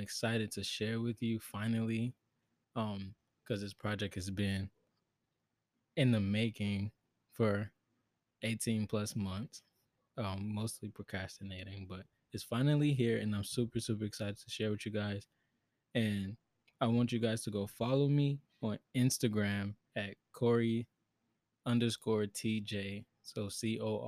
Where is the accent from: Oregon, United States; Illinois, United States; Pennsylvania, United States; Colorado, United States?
Illinois, United States; Chicago; born and raised in Chicago, Illinois, 20 years old.